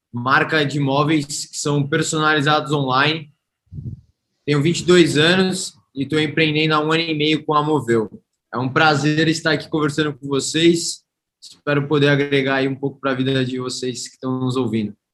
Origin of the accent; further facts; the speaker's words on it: Santos, São Paulo, Brazil; Ele foi um grande empreendedor na cidade de Santos, que é a cidade onde nasci e fui criado.